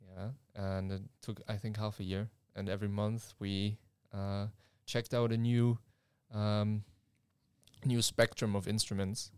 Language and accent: English; Germany; now in Leeuwarden, Netherlands; I'm from Germany and we are, uh, two students at, uh, N H L Standen